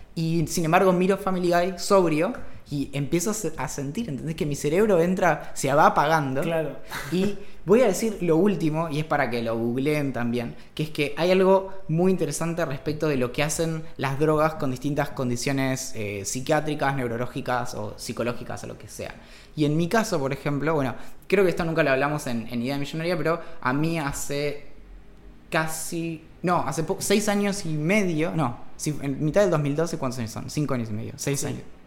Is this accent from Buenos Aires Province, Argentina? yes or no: no; Bariloche, Río Negro, Argentina; now in Buenos Aires, Argentina; crecí en Bariloche